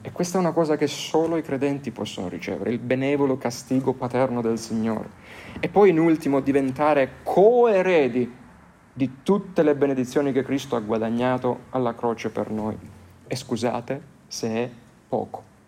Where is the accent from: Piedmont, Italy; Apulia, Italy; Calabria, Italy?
Apulia, Italy; Lecce; nelle mie parti eh, di Lecce